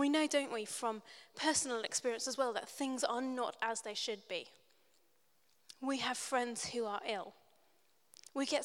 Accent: New Zealand; I grew up in New Zealand. My family are all English

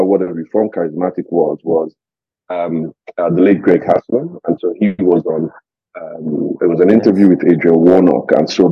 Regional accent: Lagos, Nigeria; I was born and raised in Lagos. So I was first 24 years of my life lived in Lagos.

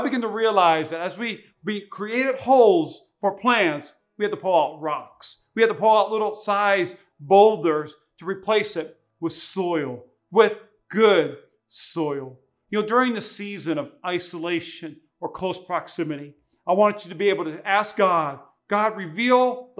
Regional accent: North Dakota, United States; now in Nevada, United States; I'm from North Dakota

